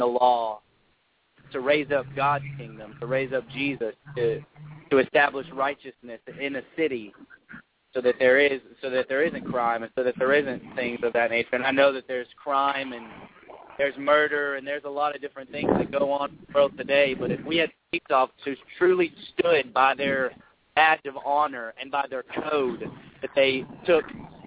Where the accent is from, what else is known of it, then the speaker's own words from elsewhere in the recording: Hot Springs, Arkansas, United States; I'm from Hot Springs, Arkansas.